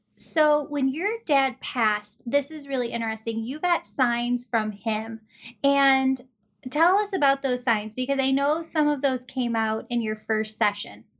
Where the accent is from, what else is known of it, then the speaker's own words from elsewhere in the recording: Chicago, Illinois, United States; also born or lived in Wheaton, Illinois / Glen Ellyn, Illinois; I'm from Chicagoland, we live in Wheaton, Glen Ellen